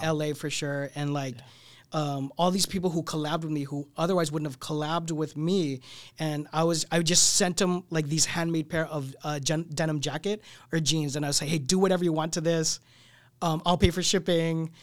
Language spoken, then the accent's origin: English; San Diego, California, United States; moved away as an adult; also born or lived in Torrance; now in Los Angeles, United States; I grew up in San Diego